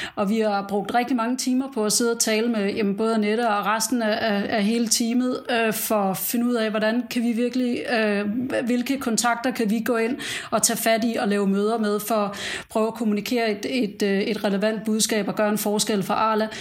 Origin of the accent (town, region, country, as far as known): Denmark; now in United Arab Emirates